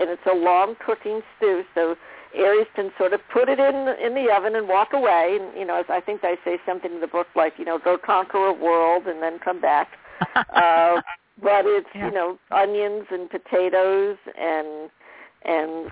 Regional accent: New Jersey, United States; we grew up in New Jersey

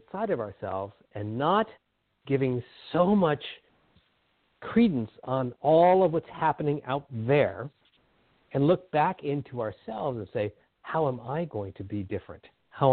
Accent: Southern California, United States; now in Whidbey Island, United States; I grew up in Southern California where it's all very homogenous

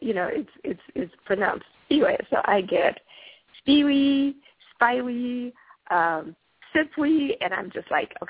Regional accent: Zimbabwe; Well, I have to tell you, I'm from Zimbabwe.

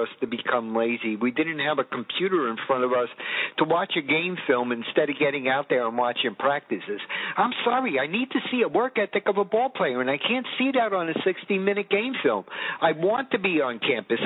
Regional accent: New York City, New York, United States; moved away; I'm a New Yorker.

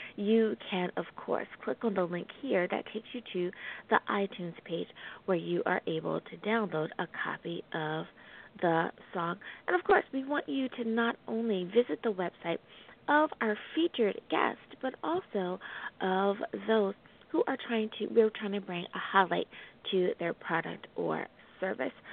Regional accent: United States; my home country. Thank you, United States of America

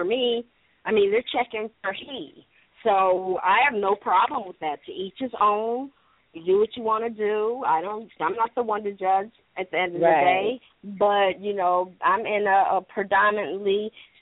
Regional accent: Michigan, United States; now in California, United States; I'm originally from Michigan

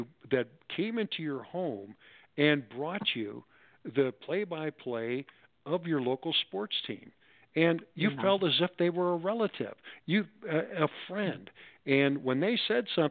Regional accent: St. Louis, Missouri, United States; moved away as an adult; also born or lived in Los Angeles; now in Las Vegas, United States; growing up in St. Louis in the 50s and the 60s

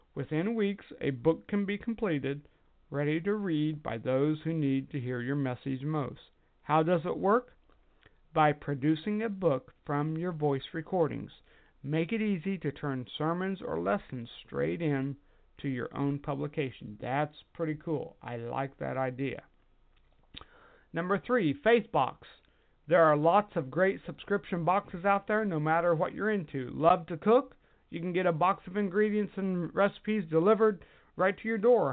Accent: United States; I am an American and proud of it

